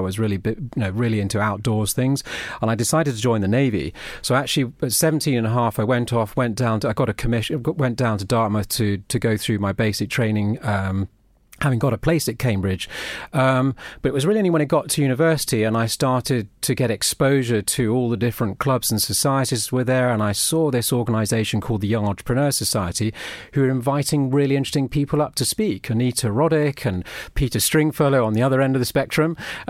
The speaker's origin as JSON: {"language": "English", "region": "Brussels", "country": "Belgium", "tie": "born or raised there", "said": "I've lived abroad nearly all my life. I grew up in Brussels, and my dad was working for a big, for the European division of a US publisher."}